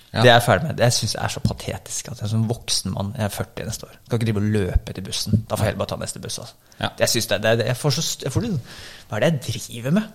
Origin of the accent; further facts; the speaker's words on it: Bærum, Akershus, Norway; also born or lived in Oslo; jeg er født i Oslo, og så vokste opp i Bærum